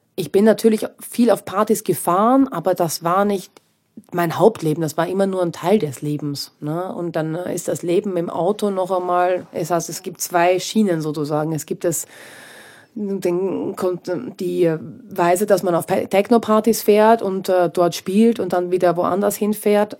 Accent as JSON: {"language": "German", "country": "Austria", "moved": "yes", "said": "ich bin aus Österreich weg"}